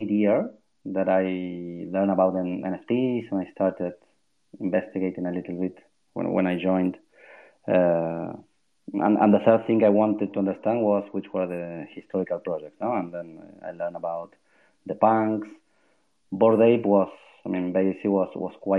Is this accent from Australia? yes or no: no; Argentina; now in Spain; I'm from Argentina, but yes, I'm living in Spain